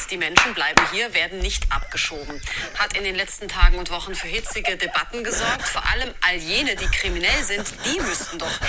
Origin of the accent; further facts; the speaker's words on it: Germany; Ich bin ja Deutscher.